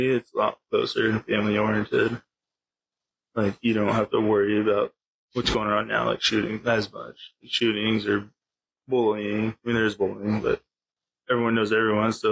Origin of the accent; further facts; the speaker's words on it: Morton, Washington, United States; also born or lived in Gulfport, Mississippi; now in Adna, United States; Morton, Washington. I lived there till freshman year. And then after that, my mom and or my siblings we moved out here to Adna.